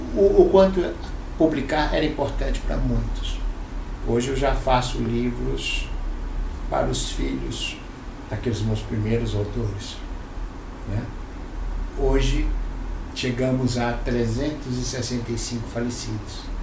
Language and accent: Portuguese; Fortaleza, Ceará, Brazil; now in São Paulo, Brazil; eu nasci em Fortaleza, sou o único cearense da família, mas nasci por acaso